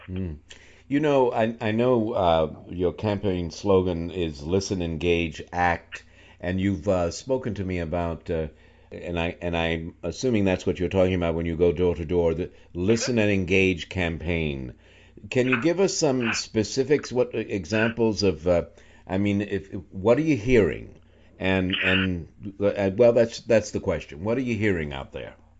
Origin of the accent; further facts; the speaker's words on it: New York, United States; moved away as an adult; now in Charlottesville, United States; I'm from New York and lived most of my adult life in New York